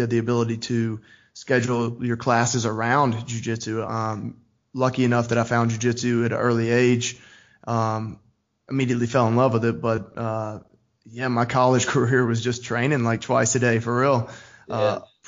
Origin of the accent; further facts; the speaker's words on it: Trussville, Alabama, United States; I'm from Trussville, Alabama.